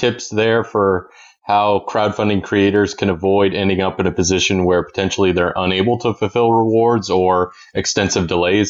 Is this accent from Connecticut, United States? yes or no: no; Maine, United States; my home state of Maine.